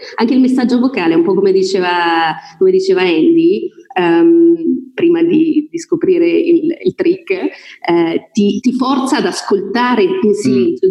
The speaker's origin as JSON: {"language": "Italian", "town": "Voghera", "region": "Lombardy", "country": "Italy", "also_born_or_lived": "Milan / Brescia", "moved": "yes", "said": "io sono di Voghera, non so se l'ho detto inizialmente, provincia di Pavia"}